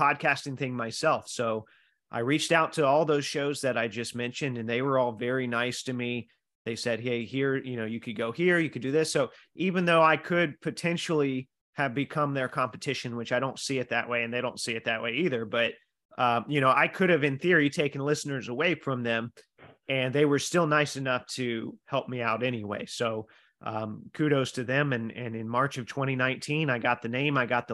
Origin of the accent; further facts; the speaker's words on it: Indiana, United States; I'm from Indiana